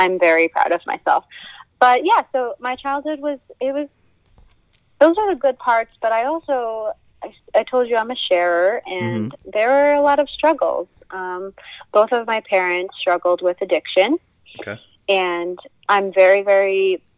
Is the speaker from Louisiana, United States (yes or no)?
no; Bartlett, Illinois, United States; also born or lived in Barrington, Illinois / Crystal Lake, Illinois; now in Portland, Maine, United States; I'm from Illinois. I grew up in the Midwest, good old Illinois cornfield central